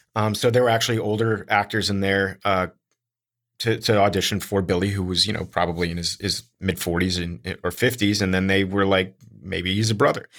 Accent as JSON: {"language": "English", "town": "Miami", "region": "Florida", "country": "United States", "moved": "yes", "said": "I'm from Miami originally."}